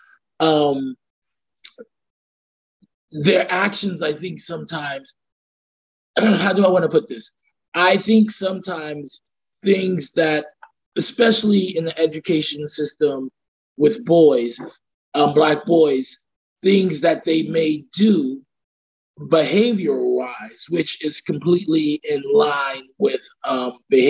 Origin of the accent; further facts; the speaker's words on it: New York City, New York, United States; I was born and raised in Brooklyn, and I live back in Brooklyn now in Bedford-Stuyvesant